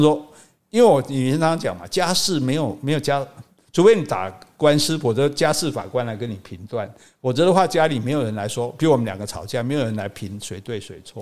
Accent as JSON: {"language": "Chinese", "region": "southern Taiwan", "country": "Taiwan", "said": "我们南部人"}